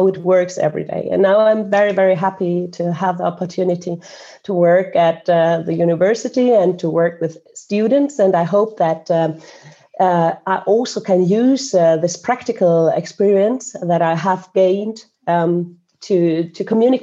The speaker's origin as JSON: {"language": "English", "country": "Germany", "tie": "born or raised there", "lives_now": "Estonia", "said": "I was born in Estonia, what was then occupied and part of the Soviet Union. My mother's Estonian, my father Colombian, and my parents fled the Soviet Union. That meant that I then afterwards grew up in Germany, what we used to know as Western Germany."}